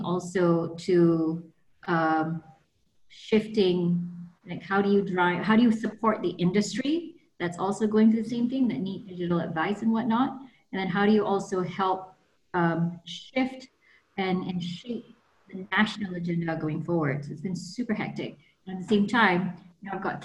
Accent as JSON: {"language": "English", "region": "Kuala Lumpur", "country": "Malaysia", "also_born_or_lived": "New York, United States", "moved": "as an adult", "said": "I'm like from Taman Tun originally"}